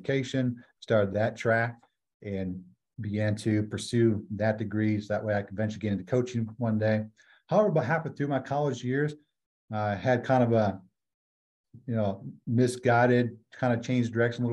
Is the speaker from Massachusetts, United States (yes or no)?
no; Colby, Wisconsin, United States; I was born and raised in America's Dairyland, Wisconsin, right about the middle of the state in dairy farm country.